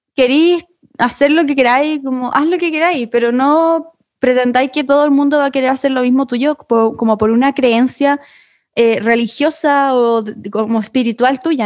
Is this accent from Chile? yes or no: yes; Chile; yo igual soy chileno.